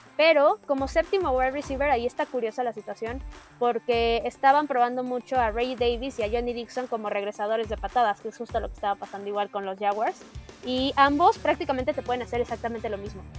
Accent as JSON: {"language": "Spanish", "country": "Mexico", "said": "como mexicanos"}